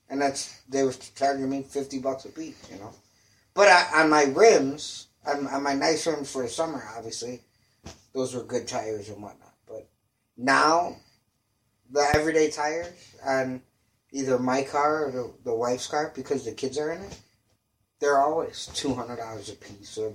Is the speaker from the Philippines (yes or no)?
yes; Philippines; Well, I'm Filipino, so I inherently like them